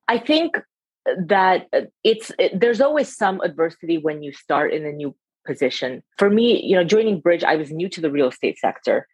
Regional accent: California, United States; moved away as an adult; also born or lived in Russia / San Francisco Bay Area / Philadelphia / London; I was born in Russia, so I'm a first generation immigrant, grew up in California

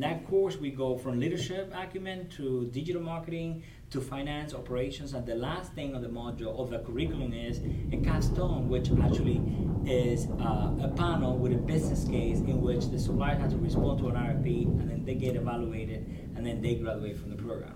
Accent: Cuba; English is a second language; moved away as an adult; now in United States; I was born and raised in Cuba. So I immigrated in 1998

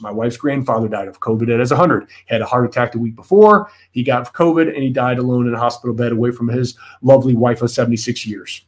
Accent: United States; as an American

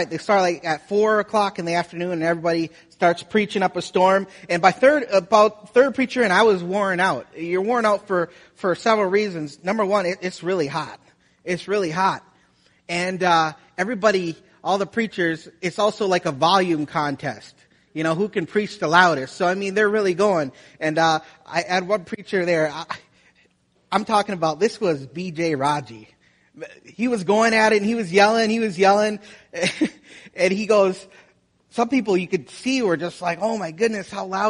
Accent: Wisconsin, United States; moved away as an adult; also born or lived in Florida; I'm from Wisconsin.

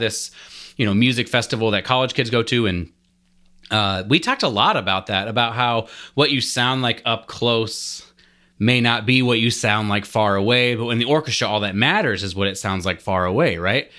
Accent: Lincoln, Nebraska, United States; I'm from Lincoln, Nebraska

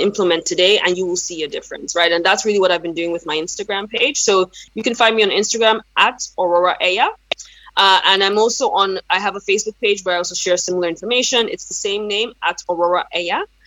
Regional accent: Nigeria; first language Yoruba; English is a second language; now in United States; I'm originally from Nigeria, even though I've relocated to the United States for a number of years now

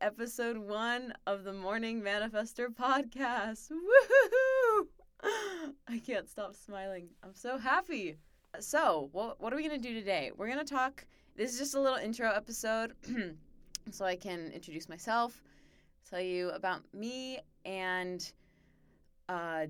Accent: Arizona, United States; I'm from Arizona

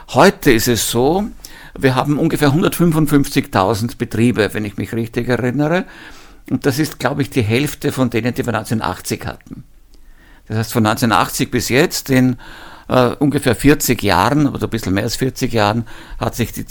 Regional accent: Lower Austria, Austria; Ich erinnere mich sogar bei uns im Mostviertel noch an einzelne äh, Leute, die waren aber keine echten Bauern

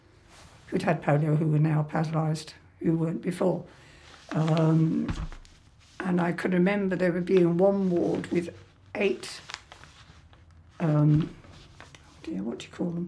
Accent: Harrow, London, United Kingdom; also born or lived in Kilburn; I was born in Harrow before the war. I went to a nursery school.

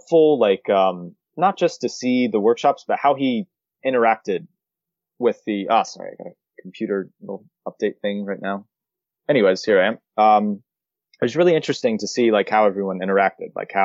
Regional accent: Florida, United States; moved away as an adult; now in Japan; I'm from Florida, so I do want to be like, remotely close to family

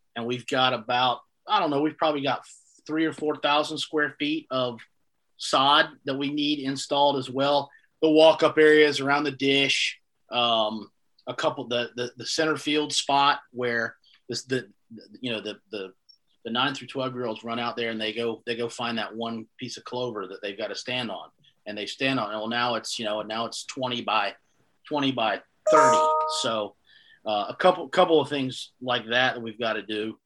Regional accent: Greenville, North Carolina, United States; I'm from Greenville, North Carolina. Grew up here

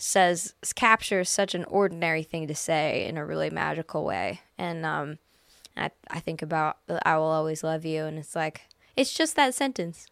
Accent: Canada; Edmonton, which is a five-hour drive from my hometown

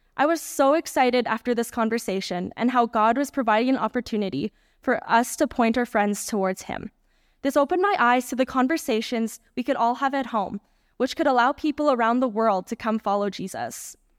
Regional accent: Canada; my home country of Canada

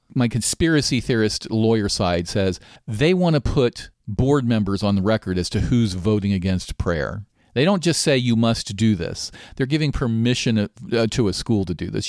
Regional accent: Maryland, United States; my home state of Maryland.

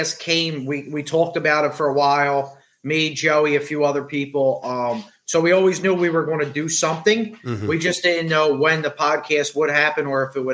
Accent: Philadelphia, Pennsylvania, United States; I grew up in South Philly

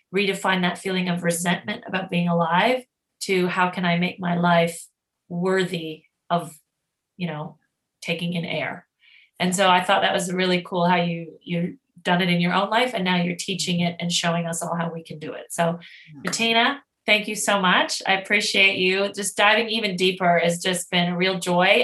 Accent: Canada; now in Australia; I'm Canadian

